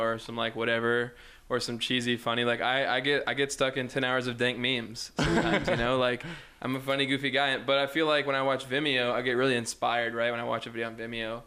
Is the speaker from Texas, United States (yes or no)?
yes; Greenville, Texas, United States; now in Las Vegas, United States; I'm from Texas originally